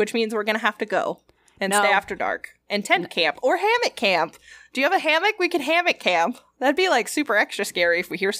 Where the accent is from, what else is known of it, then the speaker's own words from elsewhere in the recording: the South, United States; I'm from the South.